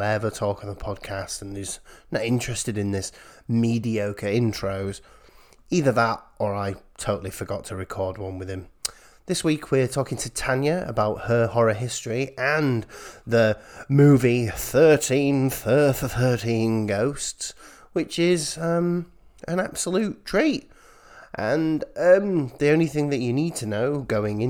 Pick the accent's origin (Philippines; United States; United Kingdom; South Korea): United Kingdom; as a British person